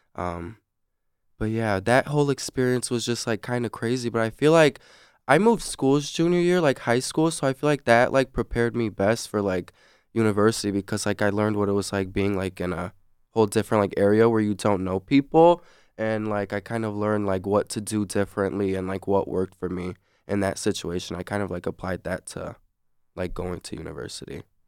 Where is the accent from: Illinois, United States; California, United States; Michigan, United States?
Michigan, United States; South Lyon; I'm from South Lime, too